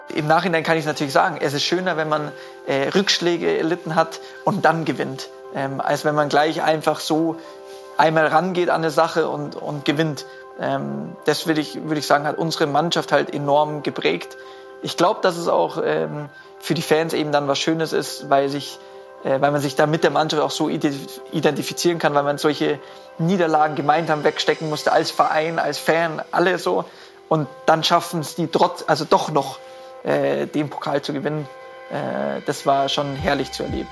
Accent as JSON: {"language": "German", "town": "Munich", "region": "Bavaria", "country": "Germany", "tie": "born or raised there", "said": "Ich bin gebürtiger Mündner"}